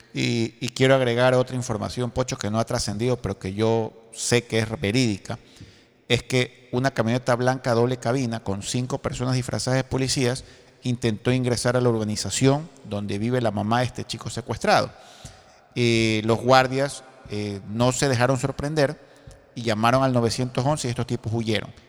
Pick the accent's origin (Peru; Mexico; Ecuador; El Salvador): Ecuador; Guayaquil, Guayas; mi ciudad natal, que es Guayaquil